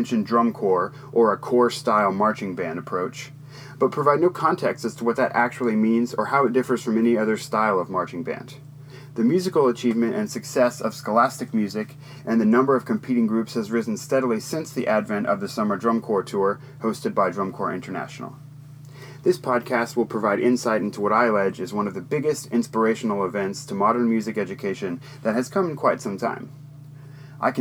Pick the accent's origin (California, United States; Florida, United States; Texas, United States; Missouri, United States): Texas, United States; my home state of Texas